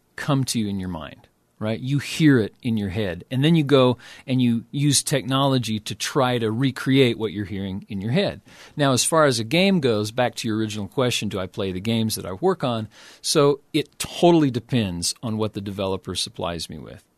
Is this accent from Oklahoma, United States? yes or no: yes; Oklahoma City, Oklahoma, United States; I grew up in Oklahoma City